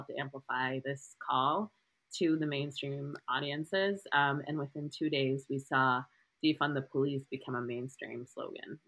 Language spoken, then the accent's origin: English; Southern California, United States; I grew up in Southern California